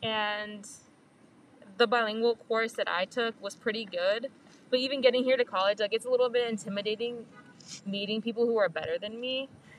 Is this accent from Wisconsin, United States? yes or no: no; Vernon Hills, Illinois, United States; I grew up in Vernon Hills, which is, like, completely white, almost.